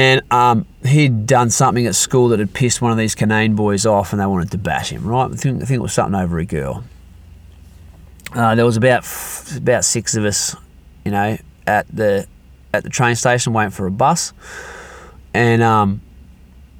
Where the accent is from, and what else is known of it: Perth, Western Australia, Australia; born or raised there